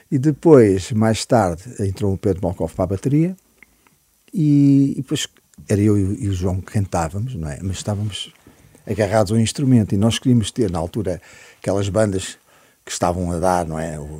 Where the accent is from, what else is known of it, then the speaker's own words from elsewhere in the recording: Sá da Bandeira, Huíla, Angola; also born or lived in Lisbon, Portugal / Tete, Mozambique; now in Portugal; cresci, a minha infância foi passada em grande parte em, em África.